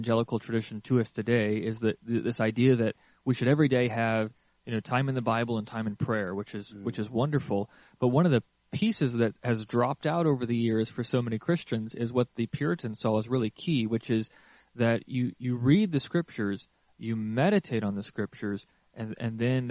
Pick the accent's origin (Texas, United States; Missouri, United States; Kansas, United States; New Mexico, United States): Kansas, United States; moved away; I'm from Kansas